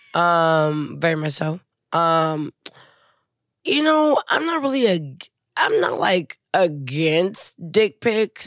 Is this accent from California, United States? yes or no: no; Houston, Texas, United States; I'm from Houston